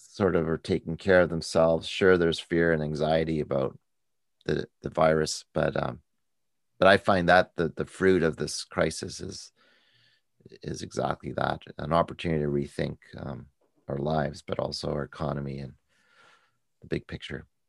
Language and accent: English; United States; as an American